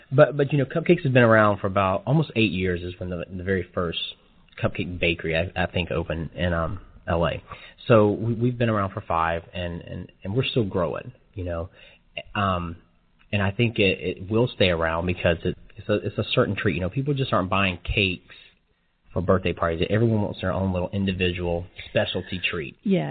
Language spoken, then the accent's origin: English; Atlanta, Georgia, United States; now in Kansas City, United States; I'm from Atlanta, Georgia